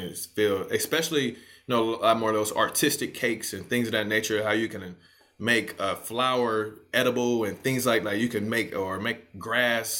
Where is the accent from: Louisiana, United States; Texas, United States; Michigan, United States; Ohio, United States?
Michigan, United States; Detroit; moved away; growing up in Detroit, I spent like the first half of my life in Detroit and grew up around my grandmother